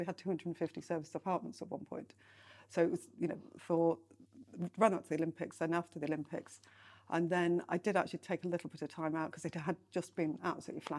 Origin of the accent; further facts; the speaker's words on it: Lancashire, North West England, United Kingdom; moved away as an adult; also born or lived in East London; now in London, United Kingdom; I'm from Lancashire